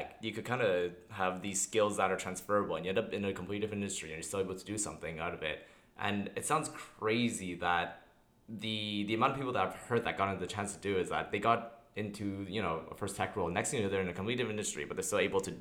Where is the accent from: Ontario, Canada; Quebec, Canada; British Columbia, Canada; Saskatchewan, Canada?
Quebec, Canada; Montreal; I'm from Montreal.